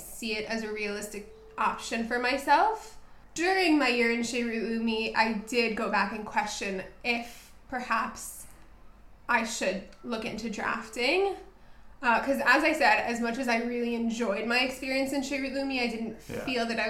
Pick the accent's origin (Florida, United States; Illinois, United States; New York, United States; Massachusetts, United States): Illinois, United States; Chicago; moved away as an adult; now in Tel Aviv, Israel; I'm from Chicago. I made Aliyah in 2016 during my gap year in Israel. Currently living in Tel Aviv